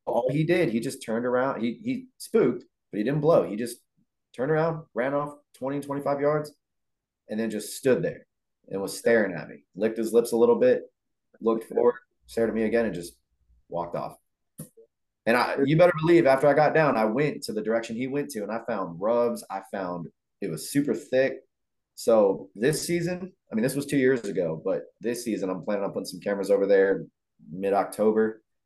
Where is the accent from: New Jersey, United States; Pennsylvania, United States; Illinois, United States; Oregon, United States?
Illinois, United States; I'm from Illinois